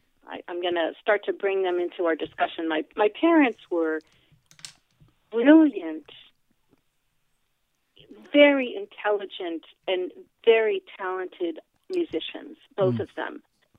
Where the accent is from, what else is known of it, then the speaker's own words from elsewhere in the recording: Fairfield, New Jersey, United States; also born or lived in Oyster Bay; So I was born in Oyster Bay, Long Island. Then we moved to Berkeley Heights, New Jersey, then East Orange, New Jersey, then Glen Ridge, New Jersey, then back to Oyster Bay, Long Island, and then finally in Fairfield, New Jersey.